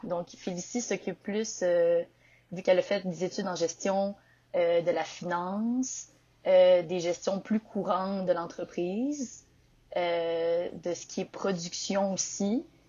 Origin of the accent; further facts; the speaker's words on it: Victoriaville, Quebec, Canada; also born or lived in Montreal; je viens de Victoriaville, la ville du développement durable et de la poutine.